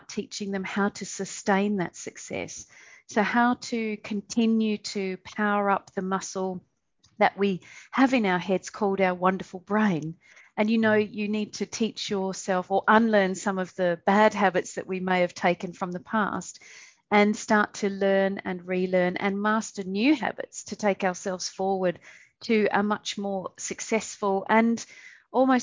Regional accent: Perth, Western Australia, Australia; moved away as an adult; also born or lived in Canada / United Kingdom; now in Southeast Asia; So originally I am from Perth, Western Australia, and I was born, raised and educated there

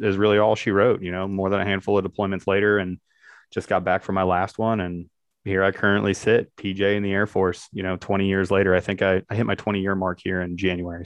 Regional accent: Barberton, Ohio, United States; The town I grew up in is actually called Barberton, Ohio

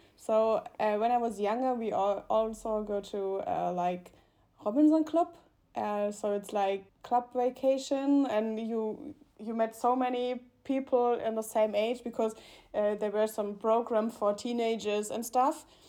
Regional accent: Mannheim, Baden-Württemberg, Germany; English is a second language; moved away as an adult; also born or lived in Karlsruhe; now in Munich, Germany; my hometown in Mannheim

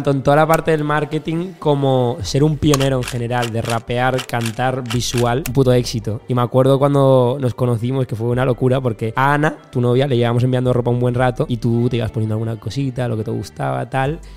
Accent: Madrid, Community of Madrid, Spain

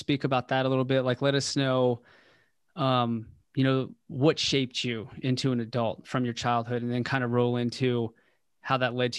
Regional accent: West Virginia, United States; I was born in West Virginia.

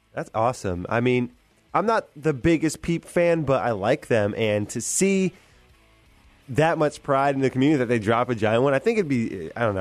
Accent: Sarasota, Florida, United States; I'm originally from Sarasota.

